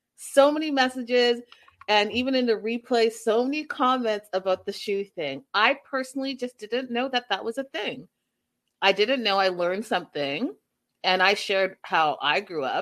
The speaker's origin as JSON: {"language": "English", "country": "Canada", "moved": "yes", "lives_now": "United States", "said": "I'm Canadian"}